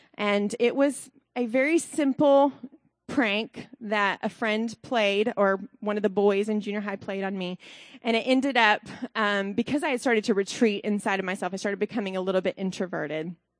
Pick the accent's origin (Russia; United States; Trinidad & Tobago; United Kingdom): United States; Alabama; now in Columbus, United States; I'm from Alabama originally